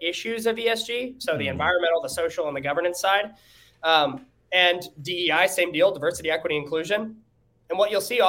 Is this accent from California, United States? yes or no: yes; San Diego, California, United States; moved away as an adult; now in Florida, United States; I'm from San Diego, moved to Florida